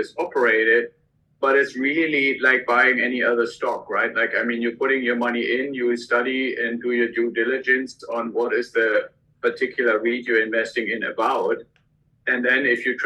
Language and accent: English; Germany; accent: German; English is a second language; moved away as an adult; also born or lived in Santa Barbara area, United States; now in United States; the accent that you probably still hear when I'm talking is from Germany originally. I came to the US with the military.